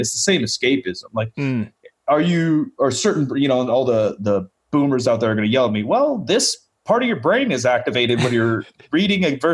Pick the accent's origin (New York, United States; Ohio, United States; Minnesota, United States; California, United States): California, United States; Sacramento; also born or lived in Portland; I was born in Portland, but pretty much raised in Sacramento.